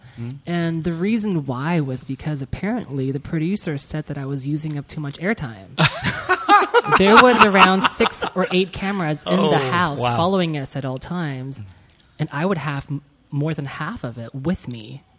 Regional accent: Malaysia; moved away as an adult; also born or lived in Taiwan; now in Los Angeles, United States; So I was born in Taiwan. I moved to Malaysia when I was 5. Whoa. And I stayed there for, I think, 13 or 14 years.

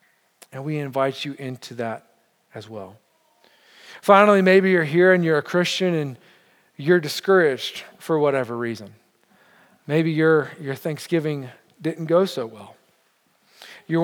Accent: Montreal, Quebec, Canada; I say we because I know I'm from Montreal, but I feel like I'm part of your church.

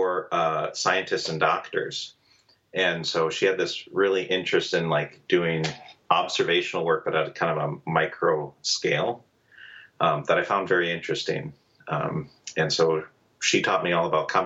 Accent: Madison, Wisconsin, United States; moved away as an adult; also born or lived in Italy / Milwaukee, Wisconsin; I'm from Madison, Wisconsin, originally. Spent the first 18 years there

